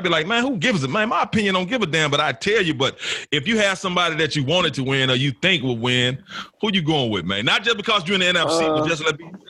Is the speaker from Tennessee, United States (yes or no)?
yes; Memphis, Tennessee, United States; I'm from Memphis.